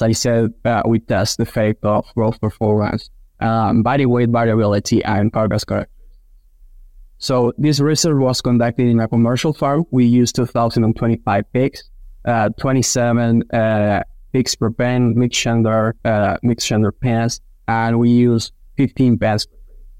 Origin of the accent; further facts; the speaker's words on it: Argentina; moved away as an adult; now in Kansas, United States; I'm originally from Argentina. I did vet school back in my country, then worked for 3 years in the swine nutrition field in Argentina